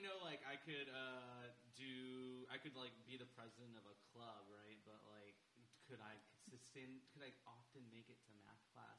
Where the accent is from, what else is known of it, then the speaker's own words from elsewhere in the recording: San Antonio, Texas, United States; also born or lived in Lytle, Texas / San Marcos, Texas / Austin, Texas; So I grew up in Central San Antonio.